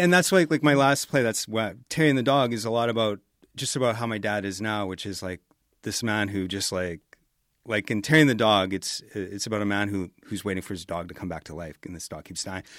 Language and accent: English; Edmonton, Alberta, Canada; I grew up in Millwoods